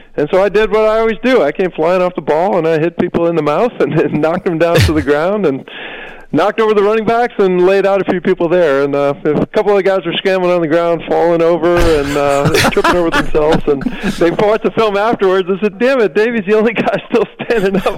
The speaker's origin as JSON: {"language": "English", "region": "Wisconsin", "country": "United States", "tie": "born or raised there", "said": "I grew up in Wisconsin watching the Badgers play"}